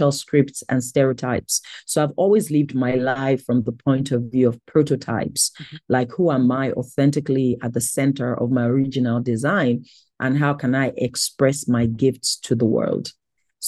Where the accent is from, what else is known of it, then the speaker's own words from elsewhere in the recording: Lagos, Nigeria; I was born and raised in Lagos, Nigeria, in a strong Christian faith family